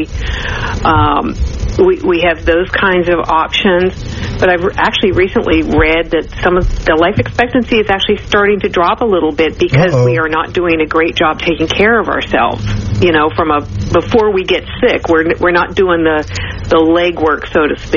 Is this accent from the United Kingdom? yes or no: no; Canada; moved away as an adult; also born or lived in New Orleans, Louisiana; I'm a Canadian citizen, but I was recruited down to New Orleans